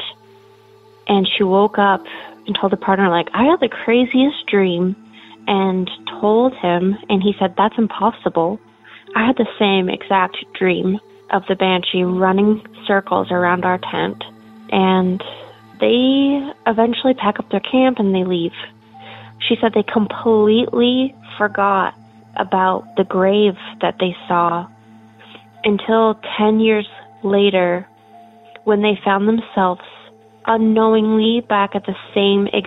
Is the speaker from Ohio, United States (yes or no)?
no; Portland, Oregon, United States; I'm from Portland, Oregon.